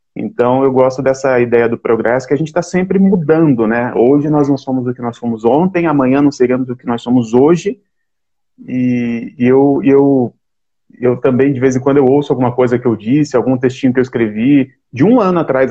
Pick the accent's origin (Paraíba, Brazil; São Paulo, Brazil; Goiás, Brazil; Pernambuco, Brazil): São Paulo, Brazil; Mogi das Cruzes; Eu sou de Mogi das Cruzes.